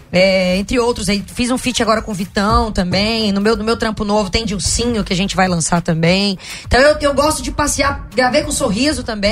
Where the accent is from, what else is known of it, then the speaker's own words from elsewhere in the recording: Araguaína, Tocantins, Brazil; moved away; also born or lived in Goiânia, Goiás; eu saí de Goiânia, fui pro Tocantins, e fui criada lá no estado.